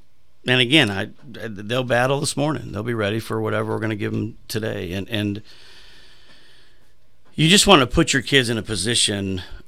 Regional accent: Mishawaka, Indiana, United States; as a kid growing up in Mishawaka, Indiana, or as a Navy brat with a man that was in the Navy, and we moved around like I did as a kid.

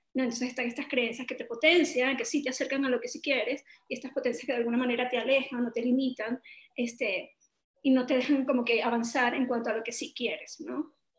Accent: Venezuela; venimos de Venezuela, un país que ha estado en crisis durante mucho tiempo

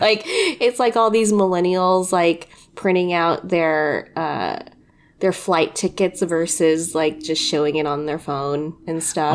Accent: United States; just being fucking Filipino American

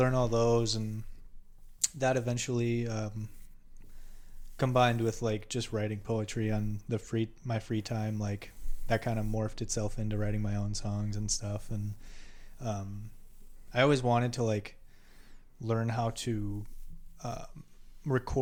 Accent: Germantown, Wisconsin, United States; now in Milwaukee, United States; I was born here in Milwaukee on the north side, and I moved to Germantown when I was real young. Went to school up in Germantown, which is just like a suburb outside of Milwaukee

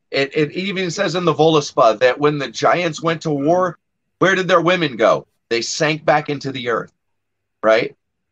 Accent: United States; I am American.

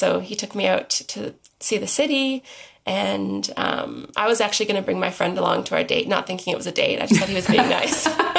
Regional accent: Canada; moved away as an adult; now in Australia; So I am Canadian. So I moved here in 2013, I think it was.

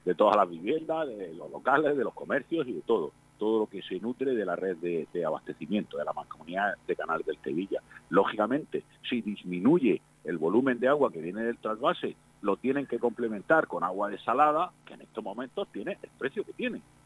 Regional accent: Spain; Somos ciudadanos de este país, somos españoles

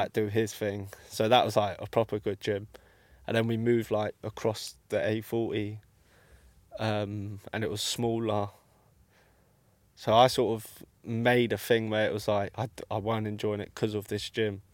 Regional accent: London, United Kingdom; I'm from obviously Ealing

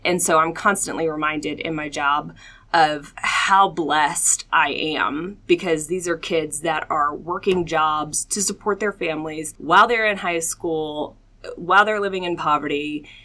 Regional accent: Atlanta, Georgia, United States; moved away as an adult; also born or lived in Augusta, Georgia; now in Colorado Springs, United States; I am from Atlanta, Georgia, born and raised

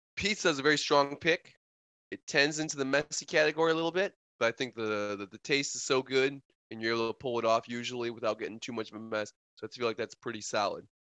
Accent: Wisconsin, United States; since I'm from the north, since I'm from Wisconsin

